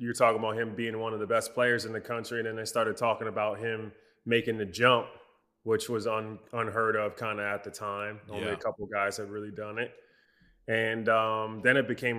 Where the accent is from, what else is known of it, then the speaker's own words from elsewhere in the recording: Philadelphia, Pennsylvania, United States; I grew up in Philly. So I am a diehard Sixers fan